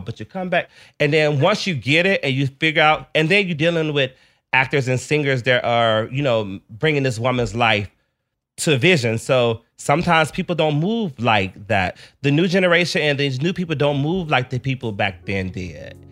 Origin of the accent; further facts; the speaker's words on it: the South, United States; a child growing up in the Southern church